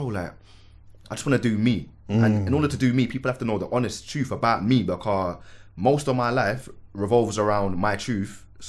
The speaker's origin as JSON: {"language": "English", "town": "Manchester", "region": "North West England", "country": "United Kingdom", "tie": "born or raised there", "also_born_or_lived": "Lewisham, London", "said": "I was born in Lewisham Hospital, but raised in Manchester?"}